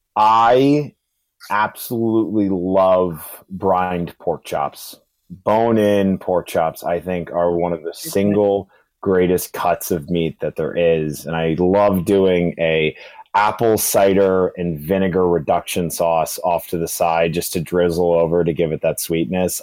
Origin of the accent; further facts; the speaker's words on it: Charlottesville, Virginia, United States; now in New York City, United States; I'm originally from Charlottesville, Virginia, and I'm residing up in the beautiful New York City.